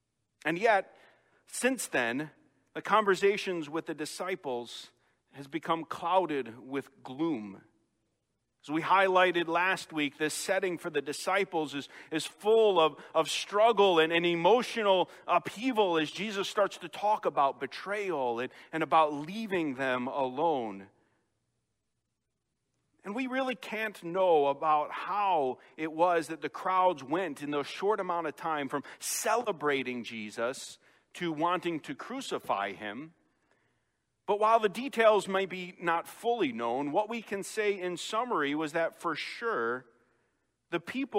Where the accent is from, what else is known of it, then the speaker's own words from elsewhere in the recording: Chicago, Illinois, United States; accent: Chicago; moved away; having been away from Chicago over 18 years, those things start to fade more and more, and I've lost my accent quite a bit.